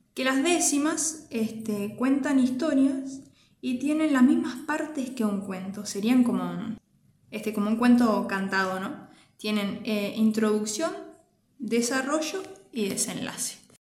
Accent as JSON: {"language": "Spanish", "town": "Andacollo", "region": "Neuquén", "country": "Argentina", "tie": "born or raised there", "said": "soy oriunda de Andacoyo, de la provincia de, de Neuquén"}